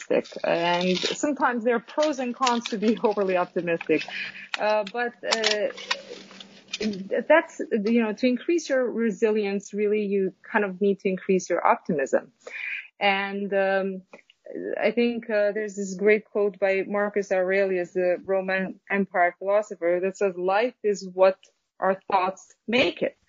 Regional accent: Kosovo; now in New York, United States; originally I am from Kosovo. It's a small country in Southeastern Europe.

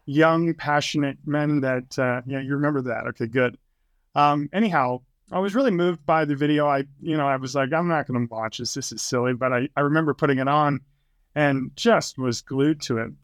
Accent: New Hampshire, United States; moved away as an adult; also born or lived in Utah; I was born and raised in New Hampshire

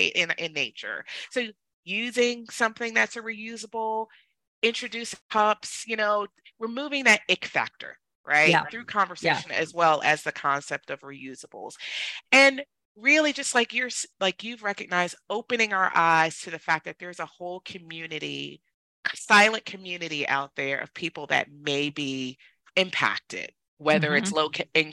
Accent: New Jersey, United States; I grew up in New Jersey

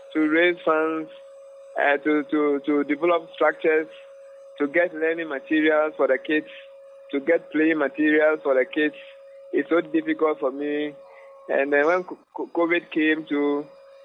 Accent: Koforidua, Eastern Region, Ghana; from Ghana, Kofodia

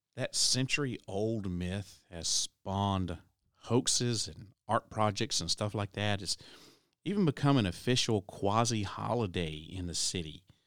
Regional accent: Tennessee, United States; here in my home state of Tennessee

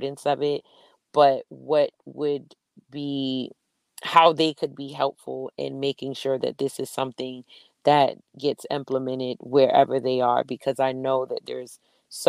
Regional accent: New York City, New York, United States; I'm from Brooklyn

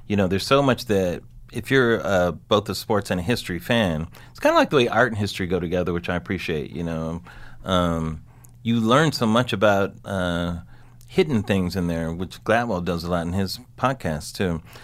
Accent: Southern California, United States; I'm from Southern California

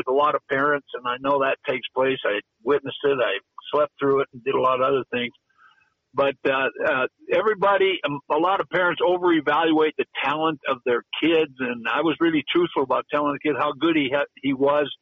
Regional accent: Butte, Montana, United States; I'm from Butte

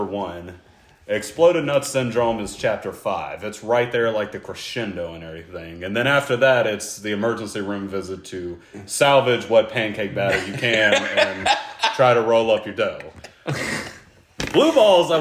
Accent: North Carolina, United States; We're all from North Carolina

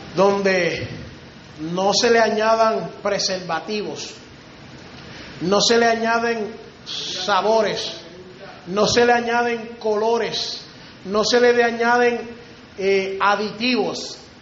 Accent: Río Grande, Puerto Rico; Allá en Río Grande, de donde yo vengo, de Puerto Rico

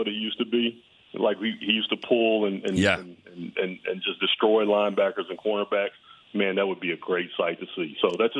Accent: Mississippi, United States; now in Birmingham, United States; I'm from Mississippi originally.

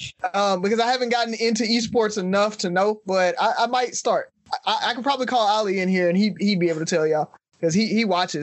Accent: Mobile, Alabama, United States; growing up in Mobile

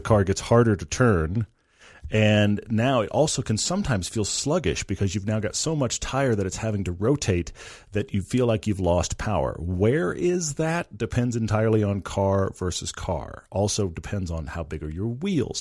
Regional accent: Texas, United States; moved away; I grew up in Texas

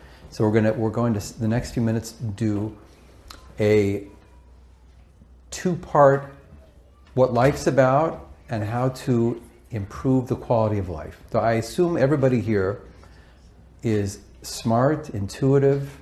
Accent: Los Angeles, California, United States; I was raised in Pacific Palisades, West LA, and went to Pali High

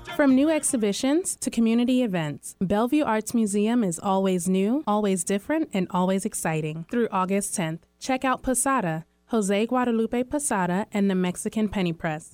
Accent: India; moved away; I'm from India

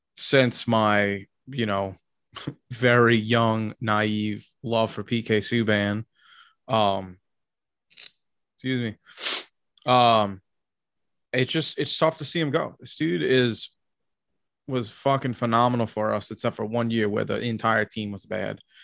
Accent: Tennessee, United States; I grew up a lot in Tennessee

